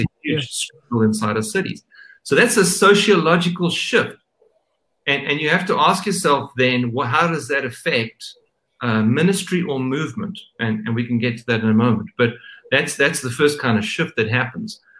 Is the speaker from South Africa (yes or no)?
yes; South Africa; I'm South African